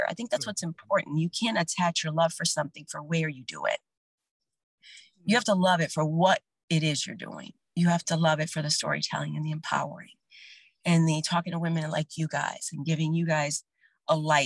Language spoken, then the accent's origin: English; New Orleans, Louisiana, United States; moved away; Growing up in New Orleans as like the only Latina in your class for years and years and years